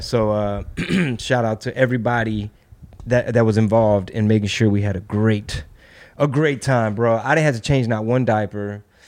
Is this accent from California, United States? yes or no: no; Houston, Texas, United States; I'm from Texas, I'm Mexican